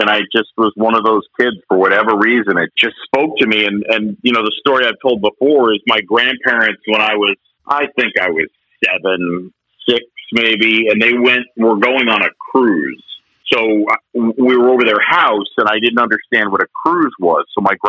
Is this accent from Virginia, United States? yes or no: no; Philadelphia, Pennsylvania, United States; born there; And I was born in Philadelphia. My parents met at Drexel.